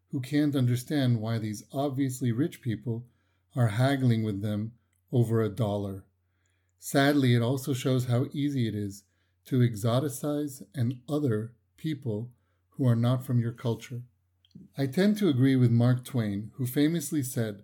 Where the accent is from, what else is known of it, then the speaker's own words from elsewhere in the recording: Haifa, Haifa District, Israel; my hometown of Haifa